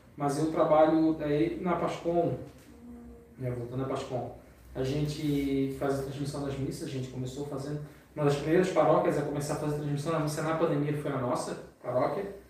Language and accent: Portuguese; Florianópolis, Santa Catarina, Brazil; accent: manezinho; eu como moro, é, é, sou manezinho